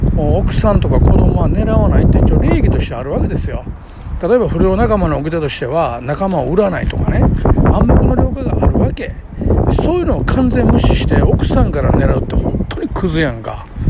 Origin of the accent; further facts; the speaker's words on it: Kobe, Hyogo, Japan; 生まれも育ちもその神戸の深海寺って超下町で生まれ育ったから